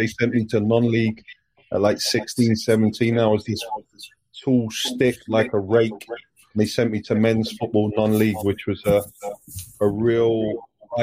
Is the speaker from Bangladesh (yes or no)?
no; London, United Kingdom; my hometown club that I've been at since the age of 9